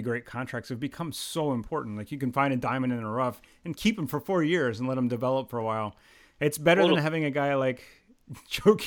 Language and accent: English; Philadelphia area, Pennsylvania, United States; I was from like the Philly area.